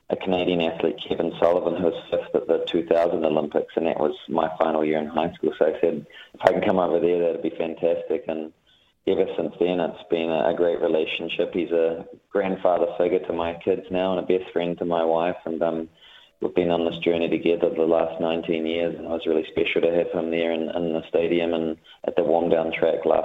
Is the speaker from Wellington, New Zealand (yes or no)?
yes; Hutt, Wellington, New Zealand; I I was a kid from the Hutt, but I really wanted to experience and see the world